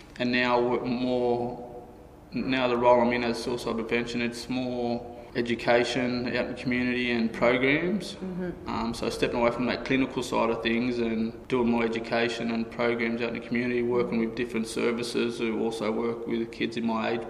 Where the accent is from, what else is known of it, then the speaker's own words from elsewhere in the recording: Kempsey, New South Wales, Australia; Growing up in Kempsey, it was, had its ups and downs